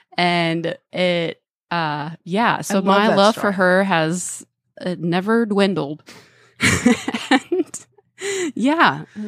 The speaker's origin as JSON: {"language": "English", "town": "Dallas", "region": "Texas", "country": "United States", "moved": "yes", "said": "And I said, oh, from Dallas."}